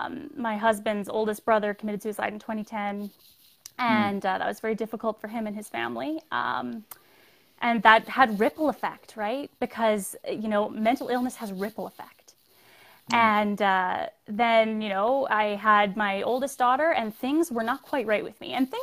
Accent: Calgary, Alberta, Canada; also born or lived in Newfoundland; So I am originally from Newfoundland, which is far east for everybody in America. {S0} Right. {S3} But we moved to Calgary when I was small, and I was raised by a single mother

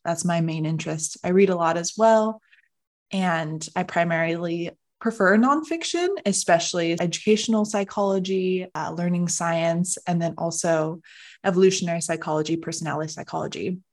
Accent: Arizona, United States; I'm born and raised Arizona.

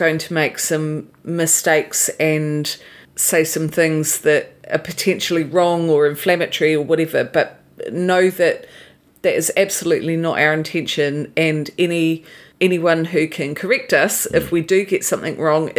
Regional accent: New Zealand; I'm from New Zealand

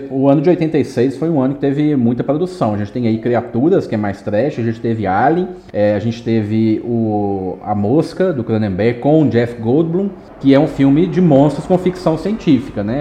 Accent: Minas Gerais, Brazil; eu sou mineiro

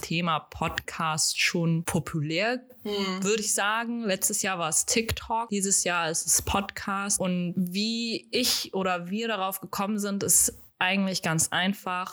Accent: Hamburg, Germany; ich komme aus Hamburg, ich bleibe in Hamburg

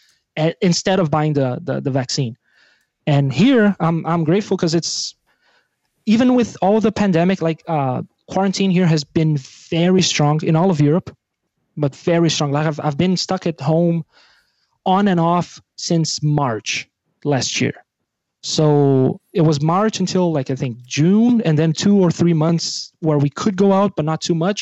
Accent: Brazil; English is a second language; moved away; I'm from Brazil

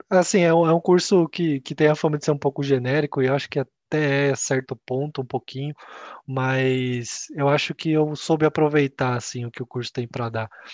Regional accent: Campinas, São Paulo, Brazil; also born or lived in Japan / Ireland; eu sou de Campinas

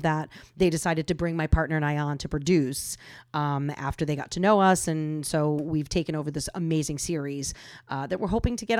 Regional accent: New England, United States; I grew up in New England. What can I say? I'm hardcore.

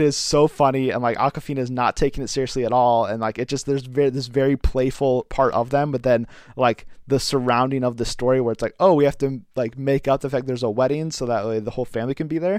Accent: United States; as an American

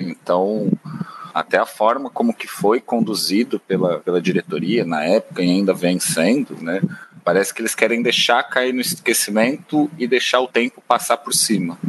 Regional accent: Santo André, São Paulo, Brazil; Andreense Santista

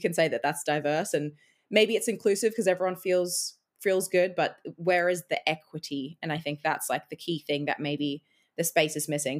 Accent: Australia; moved away as an adult; also born or lived in Edinburgh, Scotland; now in Scotland, United Kingdom; I'm now an Australian in Scotland

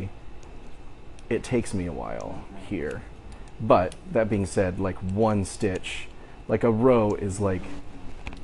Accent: Ohio, United States; I'm from Ohio

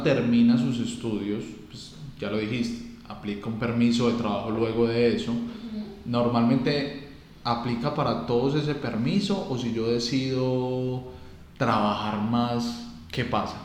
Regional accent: Colombia; como latino, como colombiano

